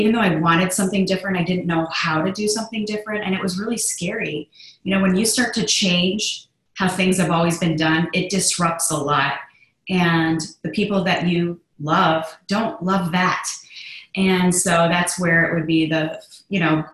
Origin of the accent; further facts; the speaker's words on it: Chicago, Illinois, United States; I grew up in the Midwest of Chicago, Illinois, and I'm a very strong Irish girl